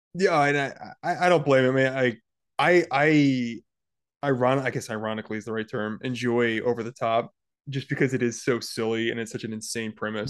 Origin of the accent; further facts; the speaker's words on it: Georgia, United States; as a kid growing up in Georgia